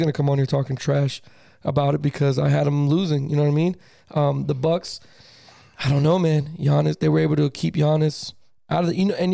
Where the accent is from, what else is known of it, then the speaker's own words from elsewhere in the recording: Miami, Florida, United States; I was born in Miami when crack was going on.